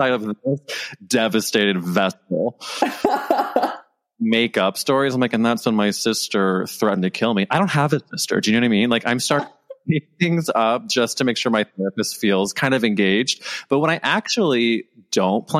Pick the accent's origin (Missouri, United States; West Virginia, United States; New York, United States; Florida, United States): Missouri, United States; St. Louis; we're both from St. Louis, Missouri.